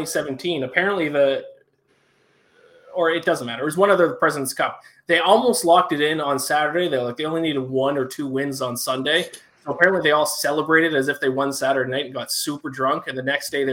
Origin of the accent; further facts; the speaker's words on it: Canada; my home country of Canada